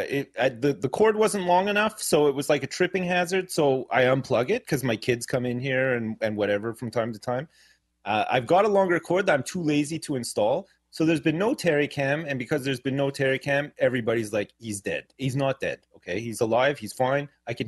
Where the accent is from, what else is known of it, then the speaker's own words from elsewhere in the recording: Canada; now in Jersey; I grew up in Canada and I live in the UK now